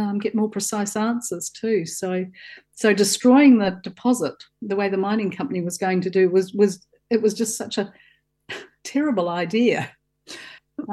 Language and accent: English; Southland, New Zealand; I grew up in Southland on a farm, and I used to spend my holidays at Riverton